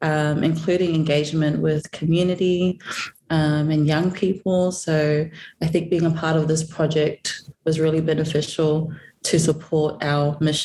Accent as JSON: {"language": "English", "country": "Samoa", "said": "I am Samoan."}